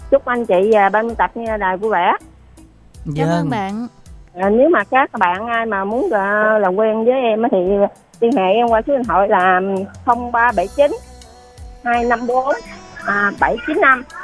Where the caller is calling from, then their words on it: Tiền Giang, Vietnam; em tên …, đến từ Tiền Giang anh